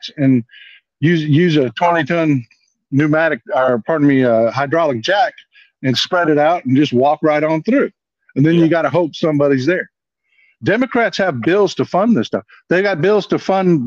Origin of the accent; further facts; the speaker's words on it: South Texas, United States; I'm up in the northeastern corner of Texas now, but I was born and raised in South Texas